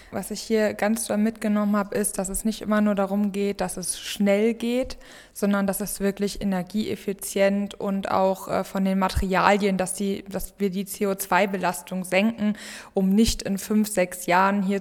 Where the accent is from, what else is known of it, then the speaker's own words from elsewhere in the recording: Wuppertal, North Rhine-Westphalia, Germany; ich komme aus Wuppertal, also aus Deutschland.